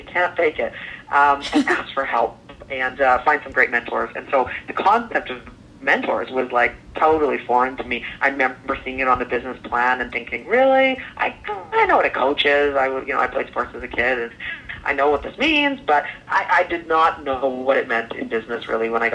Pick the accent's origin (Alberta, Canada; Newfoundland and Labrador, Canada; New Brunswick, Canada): Alberta, Canada; Calgary; I grew up in Calgary, Alberta, Canada